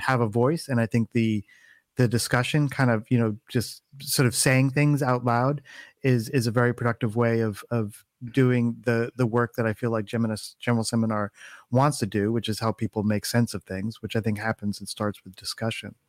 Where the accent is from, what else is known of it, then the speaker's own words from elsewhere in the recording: East Coast, United States; moved away as an adult; now in California, United States; I was I was born and raised um, on the East Coast